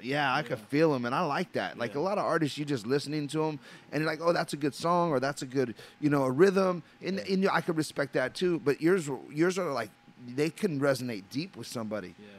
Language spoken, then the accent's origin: English; Los Angeles, California, United States; I'm a Los Angeles native, you know, and I grew up in Los Angeles on the Imperial Highway